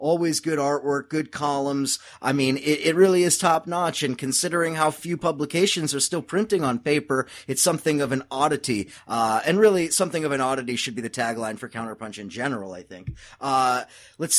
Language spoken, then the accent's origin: English; Southern California, United States; I'm originally from California, so from Southern California